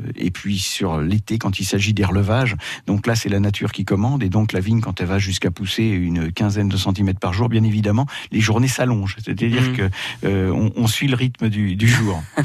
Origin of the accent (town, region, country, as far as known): Saint-Père, Bourgogne-Franche-Comté, France; born or raised there; also born or lived in Paris